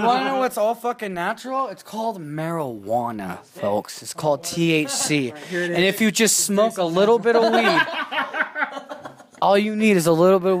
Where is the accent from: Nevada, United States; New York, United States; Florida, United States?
Nevada, United States; we're from Nevada, right?